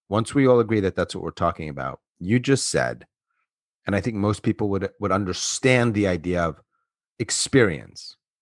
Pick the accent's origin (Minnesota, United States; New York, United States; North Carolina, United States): New York, United States; Long Island; moved away; I'm from Long Island